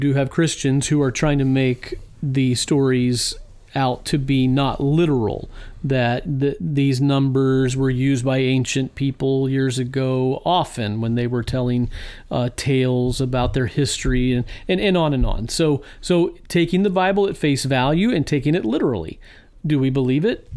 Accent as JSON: {"language": "English", "region": "Virginia", "country": "United States", "tie": "born or raised there", "moved": "yes", "lives_now": "Illinois, United States", "said": "the beautiful state of Virginia. My my home state where I was, uh, born and raised"}